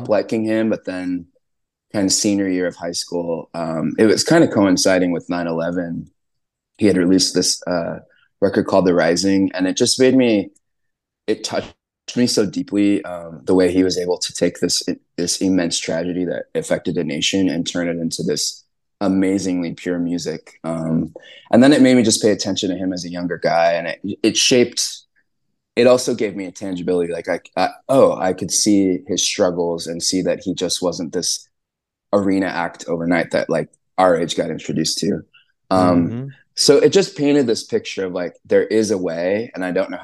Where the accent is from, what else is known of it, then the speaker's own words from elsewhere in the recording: Southern California, United States; I grew up in Southern California